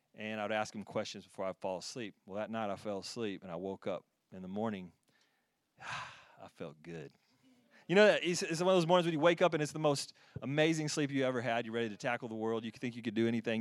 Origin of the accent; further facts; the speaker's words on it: Texas, United States; moved away; I'm from Texas. Yeah, from Texas